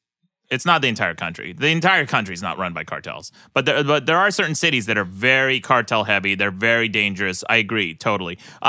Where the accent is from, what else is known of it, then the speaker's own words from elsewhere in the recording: Utah, United States; I grew up in Utah.